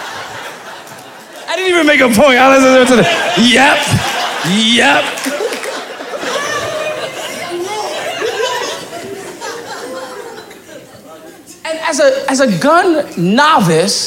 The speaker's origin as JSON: {"language": "English", "region": "New York", "country": "United States", "moved": "as an adult", "lives_now": "Pennsylvania, United States", "said": "I'm from New York"}